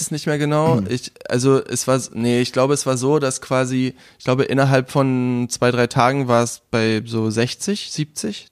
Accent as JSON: {"language": "German", "region": "Brandenburg", "country": "Germany", "tie": "born or raised there", "also_born_or_lived": "Munich / Berlin", "said": "ich bin aus Brandenburg"}